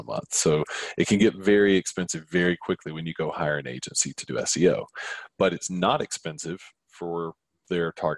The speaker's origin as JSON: {"language": "English", "town": "Atlanta", "region": "Georgia", "country": "United States", "tie": "born or raised there", "said": "my hometown in Atlanta"}